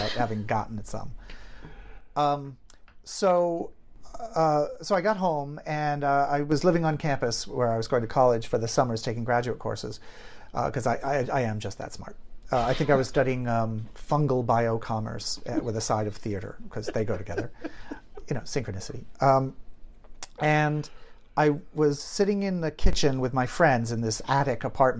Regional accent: Maine, United States; also born or lived in Portland, Maine / Boston area, Massachusetts; now in Los Angeles, United States; I was born in Portland, Maine, and I grew up in Maine and just outside of Boston

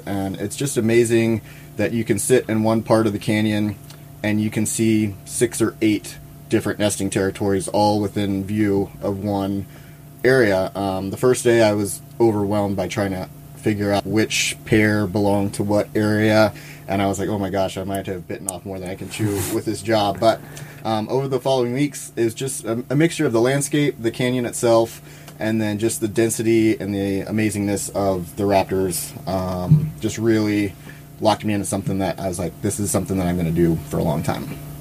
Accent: Louisiana, United States; moved away as an adult; also born or lived in California; now in Idaho, United States; I grew up in Louisiana um, and went to school down there.

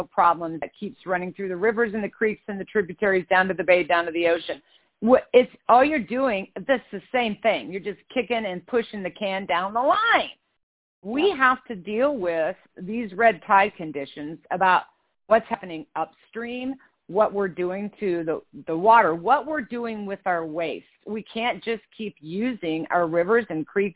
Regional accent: Kansas, United States; now in California, United States; growing up in Kansas

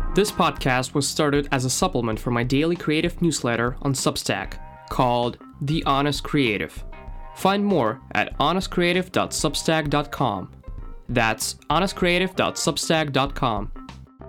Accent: Moscow, Russia; accent: Russian; English is a second language; moved away as an adult; now in London, United Kingdom; my Russian accent

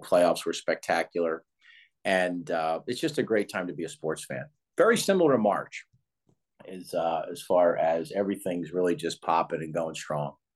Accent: Philadelphia, Pennsylvania, United States; I was born in Philadelphia

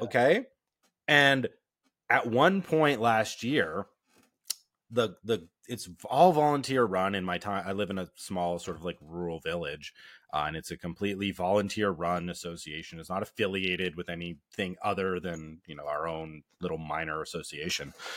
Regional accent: Canada; being Canadian

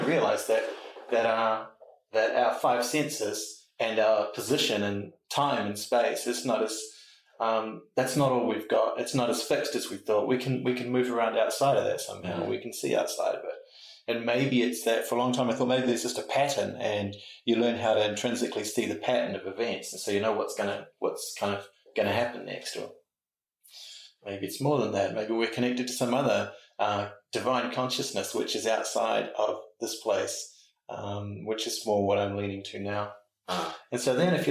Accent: Auckland, New Zealand; Grew up in the North Shore of Auckland

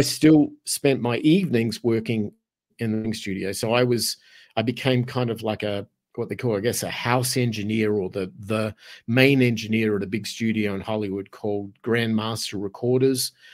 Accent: Australia; moved away as an adult; also born or lived in Los Angeles / Arizona; now in San Miguel de Allende, Mexico; my accent kind of gives it away, 'cause originally I'm from Australia.

